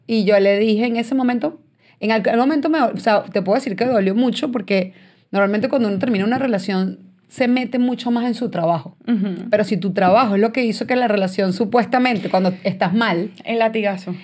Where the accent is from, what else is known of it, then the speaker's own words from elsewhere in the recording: San Antonio de los Altos, Miranda, Venezuela; moved away as an adult; also born or lived in Boston, United States; now in United States; yo soy de San Antonio de los Altos